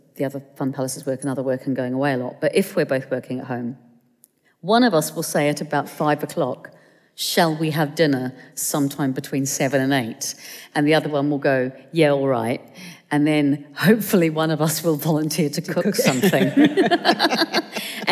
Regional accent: Tokoroa, Waikato, New Zealand; born or raised there; moved away as an adult; now in London, United Kingdom

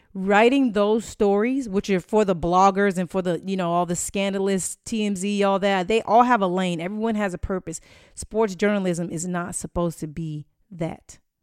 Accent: Inglewood, California, United States; now in Tampa, United States; I'm from Inglewood, California

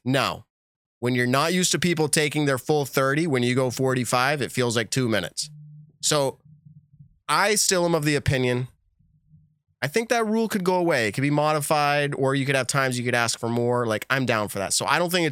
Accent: New England, United States; we're from New England

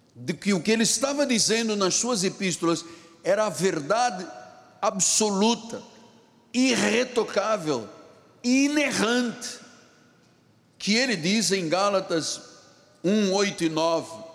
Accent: Luanda, Luanda Province, Angola; now in Rio de Janeiro, Brazil; Bengo era um rio que fornecia água na minha cidade de Luanda, Angola, onde eu nasci

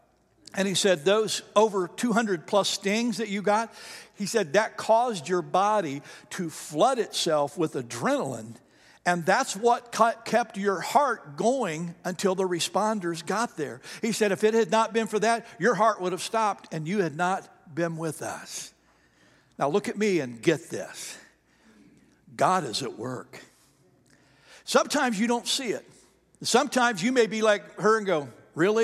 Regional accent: the South, United States; we're from the South here

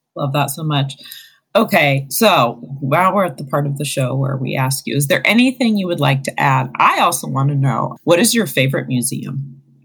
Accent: Arizona, United States; now in Ohio, United States; my home state of Arizona

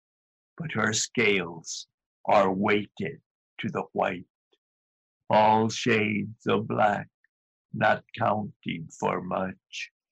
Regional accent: El Paso, Texas, United States; also born or lived in Ciudad Juárez, Chihuahua, Mexico; now in Berkeley, United States; I was born and raised in El Paso, Texas, Juarez, Chihuahua, Twin City

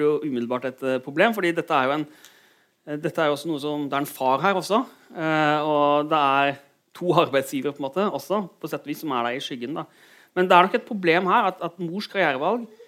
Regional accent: Kristiansand, Agder, Norway; moved away as an adult; also born or lived in Bergen; Jeg kommer fra Kristiansand.

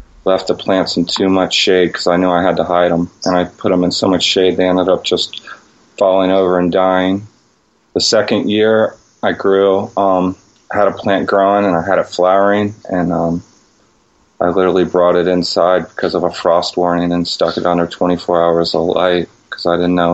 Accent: Northern Virginia, United States; Where I grew up in Northern Virginia was a high-stress area

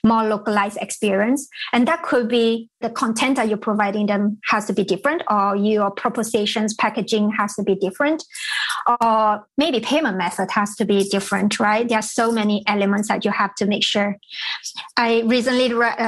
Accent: Malaysia; moved away; I was in Malaysia, so I'm from Malaysia originally

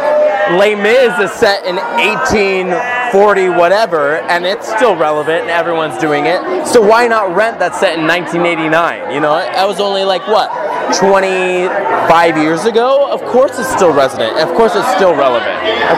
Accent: Salt Lake City, Utah, United States; now in California, United States; I'm from Salt Lake City, Utah. I just moved to California.

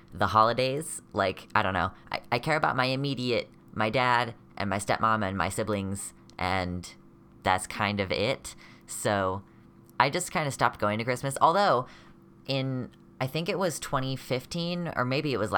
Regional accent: United States; I'm from the America mainland

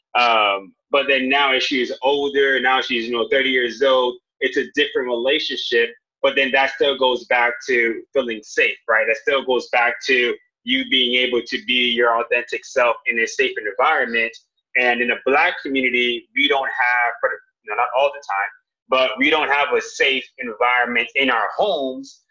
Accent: Jamaica; I'm Jamaican, so I'm also going to say I'm Jamaican

